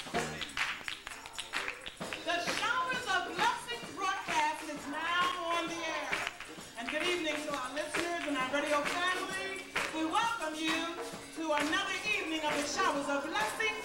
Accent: Philadelphia, Pennsylvania, United States; now in Los Angeles, United States; Growing up in Philly, mom and dad, the biggest supporters, the church

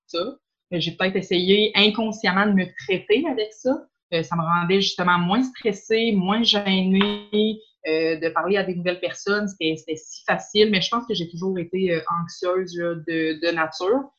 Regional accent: Quebec City, Quebec, Canada; je viens de Charlebourg

